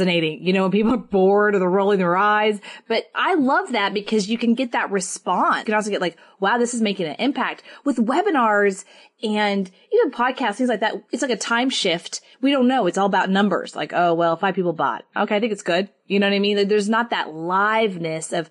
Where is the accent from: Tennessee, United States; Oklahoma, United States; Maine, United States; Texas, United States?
Texas, United States; I'm from Texas